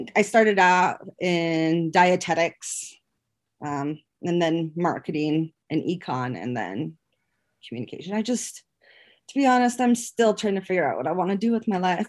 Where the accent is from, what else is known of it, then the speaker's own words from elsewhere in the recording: Powell, Wyoming, United States; moved away as an adult; also born or lived in Laramie, Wyoming; I grew up in Powell